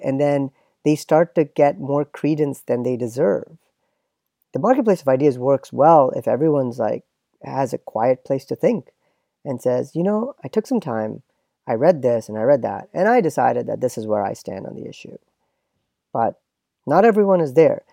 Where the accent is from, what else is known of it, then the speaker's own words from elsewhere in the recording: Canada; now in United States; me as a Canadian and as a pseudo American